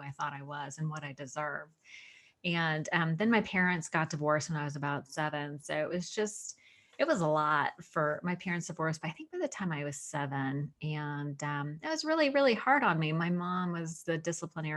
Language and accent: English; Sunnyvale, California, United States; a lot of God in my house growing up. We attended the Sunnyvale Presbyterian. I'm from California. Sunnyvale